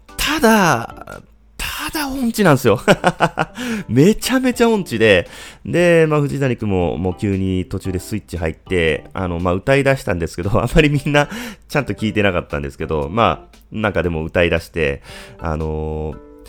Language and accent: Japanese; Japan; 僕の地元のこの響きというところに